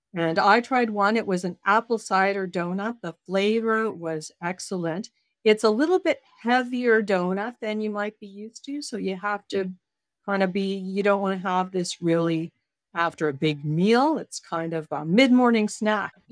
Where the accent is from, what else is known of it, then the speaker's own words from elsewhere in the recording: Canada; I'm Canadian